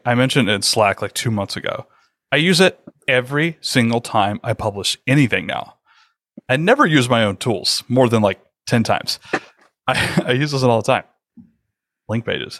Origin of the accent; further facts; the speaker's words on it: the South, United States; I'm from the South